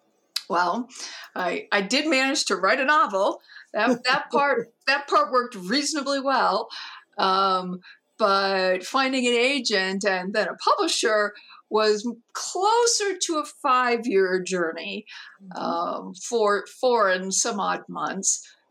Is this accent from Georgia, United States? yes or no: yes; Georgia, United States; born there; well, I was born in Georgia, which is true.